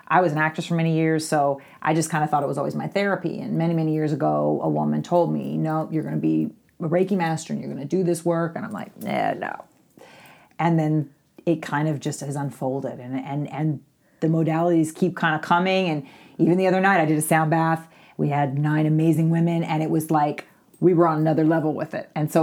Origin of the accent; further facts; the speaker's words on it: Louisville, Kentucky, United States; moved away; I'm from Kentucky originally